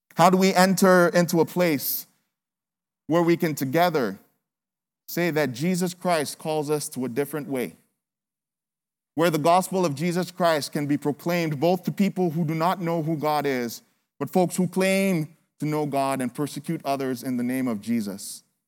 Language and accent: English; Nigeria; now in United States; I'm from Nigeria